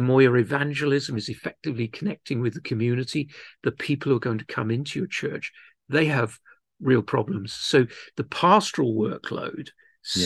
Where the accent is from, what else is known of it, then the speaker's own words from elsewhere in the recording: London, United Kingdom; moved away as an adult; also born or lived in Wales / Cardiff / Bridgend / Pontefract; now in Llanelli, United Kingdom; I grew up in southwest London, though I am Welsh. Uh, my parents moved to the great mission field of London when I was just a month old